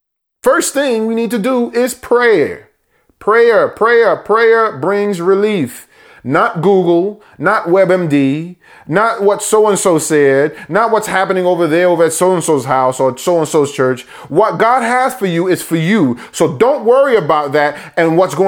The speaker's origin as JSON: {"language": "English", "country": "United States", "tie": "born or raised there", "said": "born in America, first American born in our family"}